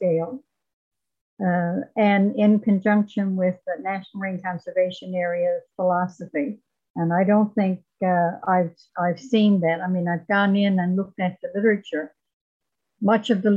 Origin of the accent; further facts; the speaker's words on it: Corner Brook, Newfoundland and Labrador, Canada; I grew up in Corner Brook back when they were using sulfur in the mill